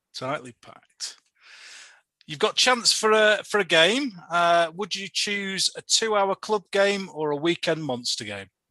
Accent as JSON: {"language": "English", "region": "Yorkshire and the Humber", "country": "United Kingdom", "said": "I come from Yorkshire"}